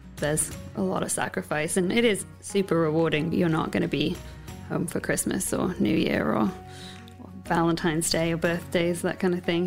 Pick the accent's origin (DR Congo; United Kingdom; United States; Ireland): United Kingdom; moved away as an adult; now in Ucluelet, Canada; I'm half English, half Welsh, and I grew up on the Welsh borders in the countryside there